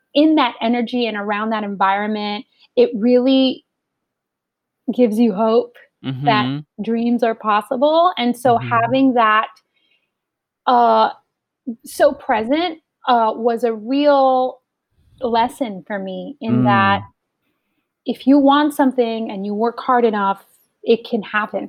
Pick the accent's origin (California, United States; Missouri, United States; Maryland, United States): California, United States; Los Angeles; born or raised there